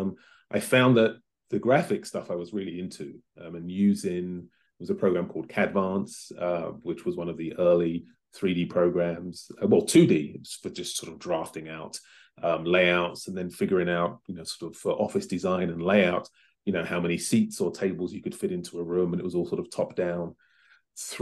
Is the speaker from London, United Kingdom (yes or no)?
yes; London, United Kingdom; moved away as an adult; now in Los Angeles, United States; I was born in London in the late 60s. My parents are from the Caribbean, mum's from Barbados, and my father is from Grenada, and they met in the UK, and I'm one of four children, so raised and educated in London